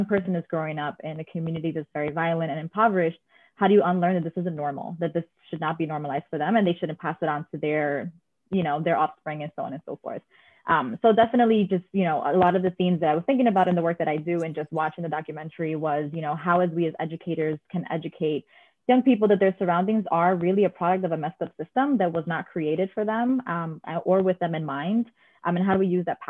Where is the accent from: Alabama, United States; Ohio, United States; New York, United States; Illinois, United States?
New York, United States; New York City; I was born and raised in the Bronx, and I still live there now